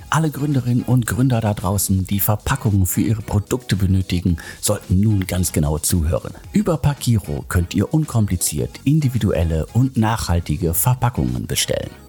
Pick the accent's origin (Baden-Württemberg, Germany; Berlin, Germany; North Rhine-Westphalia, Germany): North Rhine-Westphalia, Germany; Und Hamburg, München, Köln oder das Ruhrgebiet, meiner Heimat, die haben alle irgendwie äh, eigene Stärken.